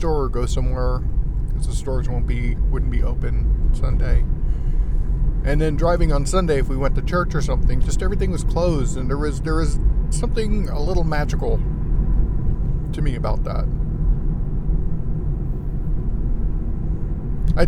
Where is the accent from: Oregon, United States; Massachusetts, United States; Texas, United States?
Texas, United States; I grew up in Texas